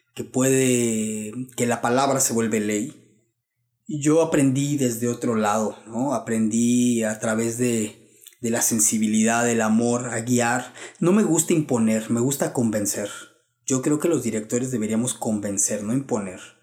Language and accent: Spanish; Mexico; como mexicanos tenemos